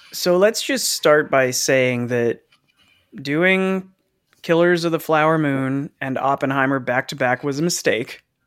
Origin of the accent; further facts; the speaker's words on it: New Jersey, United States; growing up in Jersey